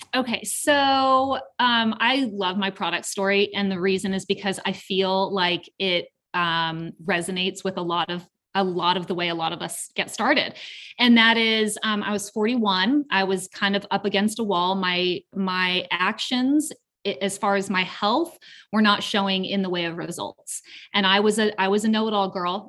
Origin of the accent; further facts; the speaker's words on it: Southern California, United States; now in Canton, Georgia, United States; I'm originally from Southern California